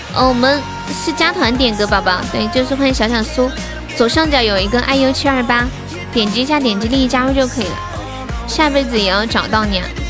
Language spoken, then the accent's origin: Chinese; Sichuan, China; moved away as an adult; also born or lived in Shenzhen; 我是四川的呀。我是四川的